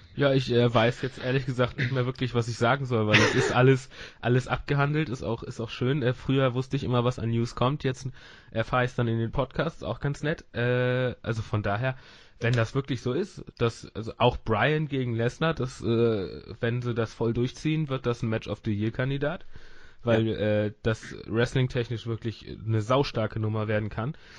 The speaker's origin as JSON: {"language": "German", "region": "Northern Germany", "country": "Germany", "said": "ich bin auch Norddeutscher"}